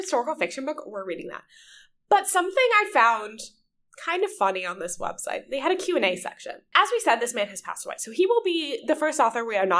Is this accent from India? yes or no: no; Longwood, Florida, United States; I grew up outside of Orlando in Longwood, if you're familiar with the Florida area.